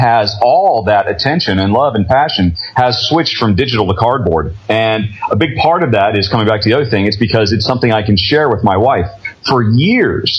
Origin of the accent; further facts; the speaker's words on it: United States; moved away as an adult; now in Europe; I'm an American, but I've lived in Europe for the last decade